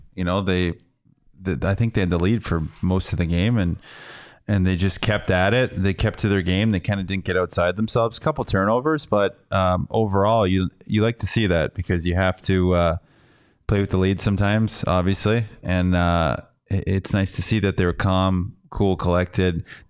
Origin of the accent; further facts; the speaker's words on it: Las Vegas, Nevada, United States; I'm originally from Vegas, you know.